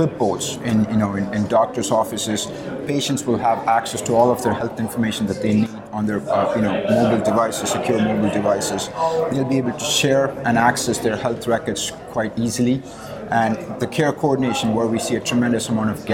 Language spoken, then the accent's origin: English; India; moved away; I grew up in India